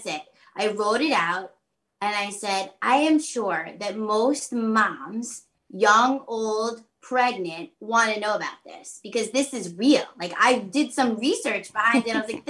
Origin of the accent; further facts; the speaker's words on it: Long Island, New York, United States; I'm from Long Island